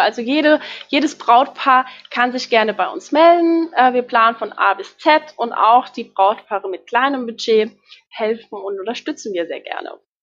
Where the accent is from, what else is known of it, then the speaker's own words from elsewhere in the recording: Ebertsheim, Rhineland-Palatinate, Germany; Ich bin 30 Jahre alt und komme aus Ebertsheim, aus der schönen Pfalz.